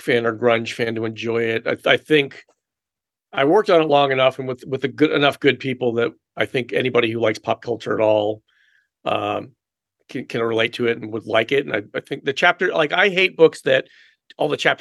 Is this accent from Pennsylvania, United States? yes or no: yes; Philadelphia, Pennsylvania, United States; I grew up in the Philadelphia area